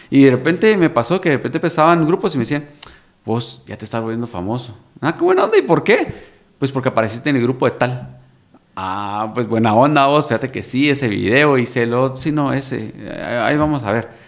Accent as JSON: {"language": "Spanish", "country": "Guatemala", "said": "Pero así somos, así somos los chapines, vamos."}